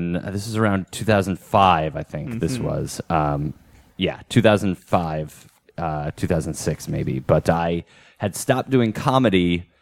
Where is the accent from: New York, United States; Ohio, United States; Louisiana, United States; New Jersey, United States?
New Jersey, United States; Union; I lived in New Jersey at the time, and there was an open mic in my hometown